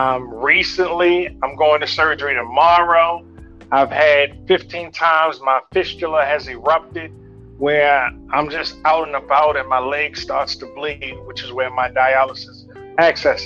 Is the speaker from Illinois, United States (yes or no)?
no; Baltimore, Maryland, United States; I'm from Baltimore, Maryland